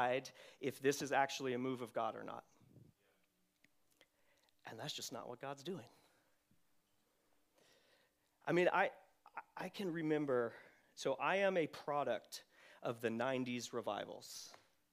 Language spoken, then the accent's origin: English; Redding, California, United States; I grew up in Reading at Bethel